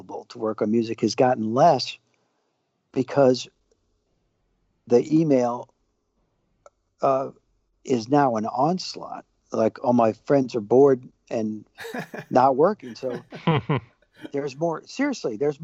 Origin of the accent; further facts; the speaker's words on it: United States; Being an American